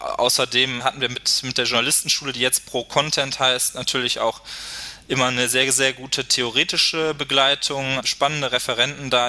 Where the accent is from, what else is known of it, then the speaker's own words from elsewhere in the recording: Duisburg, North Rhine-Westphalia, Germany; in Duisburg, meiner Heimatstadt, als stellvertretender Lokalchef